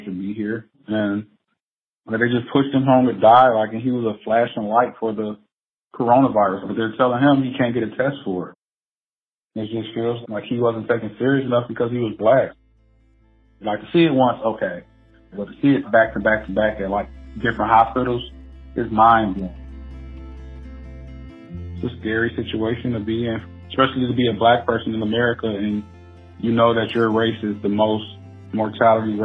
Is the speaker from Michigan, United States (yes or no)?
yes; Detroit, Michigan, United States; I'm from Detroit, Michigan, born and raised.